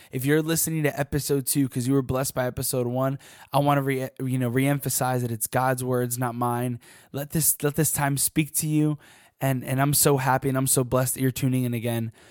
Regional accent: Washington, District of Columbia, United States; I'm from DC

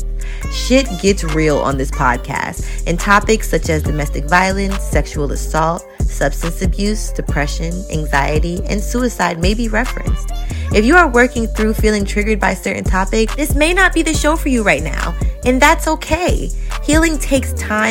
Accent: New York City, New York, United States; I grew up in Queens, New York

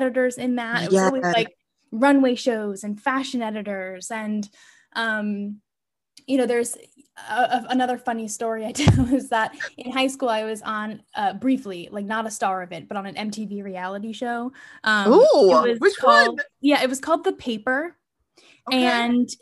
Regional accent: Weston, Florida, United States; moved away as an adult; now in New York, United States; Florida where I grew up

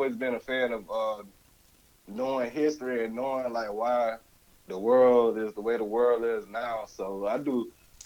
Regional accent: Winter Haven, Florida, United States; also born or lived in Bartow, Florida / Georgia; now in Orlando, United States; Growed up in Winter Haven

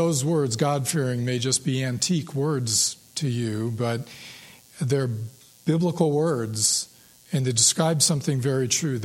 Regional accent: Ann Arbor, Michigan, United States; when I was 12, growing up in Ann Arbor

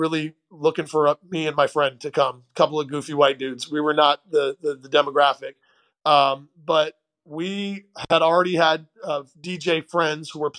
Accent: St. Louis, Missouri, United States; also born or lived in Portland, Oregon; We moved from Oregon and when I was 10 to St. Louis, Missouri area

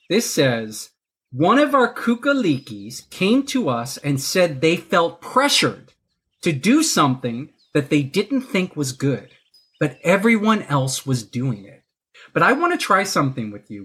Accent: Texas, United States; now in New York City, United States; I'm from Texas. That's where I was born

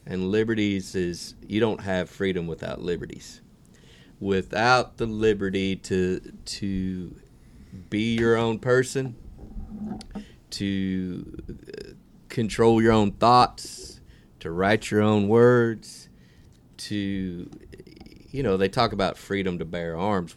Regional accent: United States; as an American

